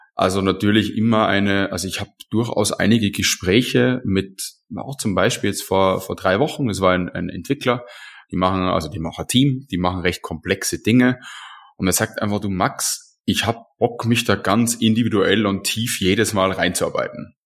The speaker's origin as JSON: {"language": "German", "country": "Austria", "said": "als Österreicher"}